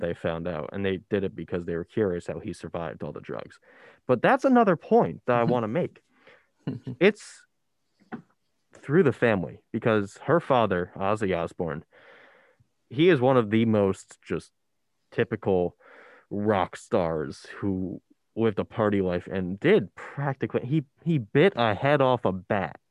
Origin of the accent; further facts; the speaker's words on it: Ocean County, New Jersey, United States; I come from Ocean County where it's one of the worst in the state